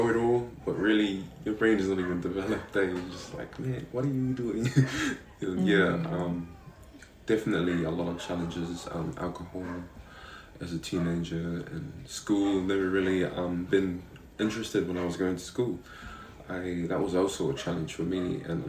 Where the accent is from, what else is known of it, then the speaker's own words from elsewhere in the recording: Avarua, Cook Islands; also born or lived in Manihiki; I was born on the island of Manihiki, and that's where I was born. I was raised here, and I was raised by my grandparents, who fell in love with me at a young age and said, "Hey, we want to raise this child," and yeah, I was raised here in Rarotonga, so I've been here pretty much 22 years of my life